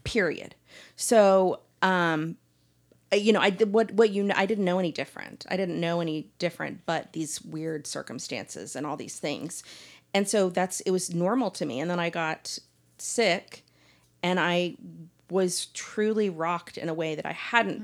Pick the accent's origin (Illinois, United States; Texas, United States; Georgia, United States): Texas, United States; Dallas; I grew up here in Dallas